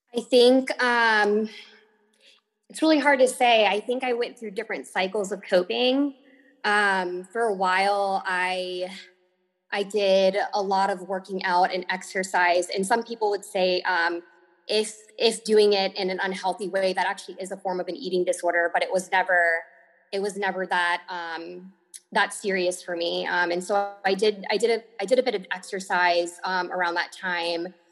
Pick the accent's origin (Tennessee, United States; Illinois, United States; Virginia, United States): Virginia, United States; moved away as an adult; also born or lived in Miami, Florida; I am from Virginia, um, born and raised here